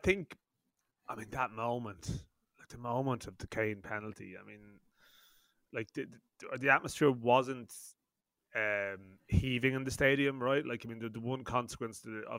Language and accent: English; Ireland; as Irish people